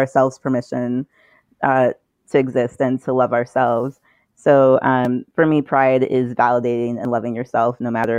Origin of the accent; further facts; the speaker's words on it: U.S. Virgin Islands; growing up in St. Thomas